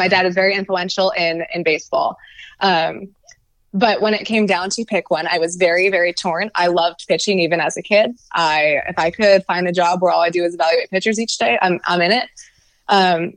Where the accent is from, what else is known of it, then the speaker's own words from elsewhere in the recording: Bay Area, California, United States; also born or lived in San Diego; growing up in the Bay Area